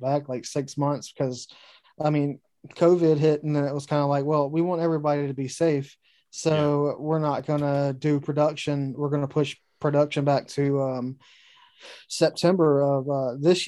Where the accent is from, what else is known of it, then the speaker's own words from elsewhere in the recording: North Carolina, United States; also born or lived in Martinsville, Virginia; I was born in Martinsville, Virginia, and then I was raised here in North Carolina